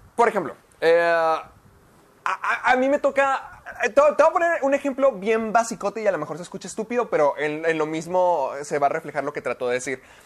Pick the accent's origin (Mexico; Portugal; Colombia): Mexico; tú y yo somos latinos, tú y yo somos mexicanos